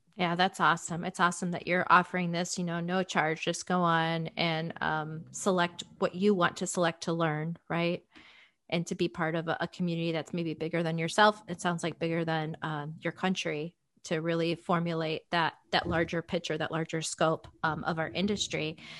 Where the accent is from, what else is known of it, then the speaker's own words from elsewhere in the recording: Illinois, United States; it's a blizzard right now in my hometown